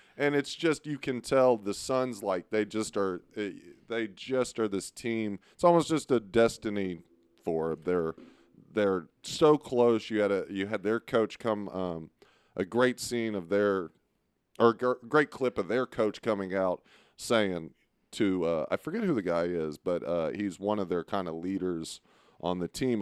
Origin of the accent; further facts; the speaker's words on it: Beaumont, Texas, United States; I'm from Beaumont.